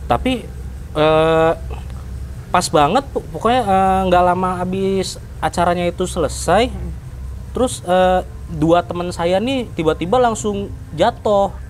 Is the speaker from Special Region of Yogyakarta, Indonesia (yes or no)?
no; Depok, West Java, Indonesia; Saya dari Depok.